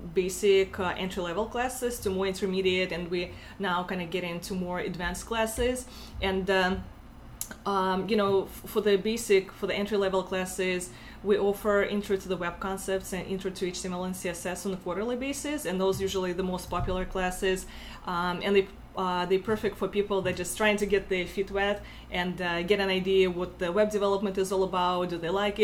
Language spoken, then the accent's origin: English; Russia; accent: Russian; English is a second language; moved away as an adult; now in Buffalo, United States; I'm from Russia originally, as you can tell by my accent.